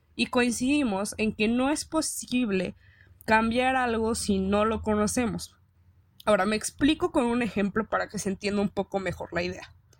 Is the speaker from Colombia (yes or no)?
no; Mexico; nos sentimos orgullosos de decir que somos mexicanos